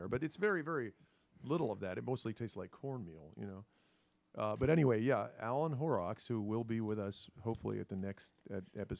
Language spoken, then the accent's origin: English; Pennsylvania, United States; being in Pennsylvania, growing up in Pennsylvania.